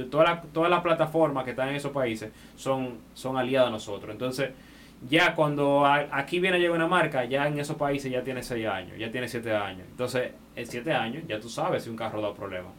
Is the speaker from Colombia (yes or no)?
no; Dominican Republic